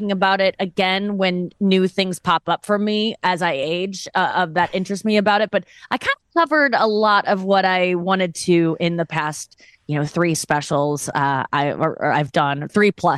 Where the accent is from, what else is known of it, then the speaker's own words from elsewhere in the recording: St. Louis, Missouri, United States; especially in the Midwest, I'm from St. Louis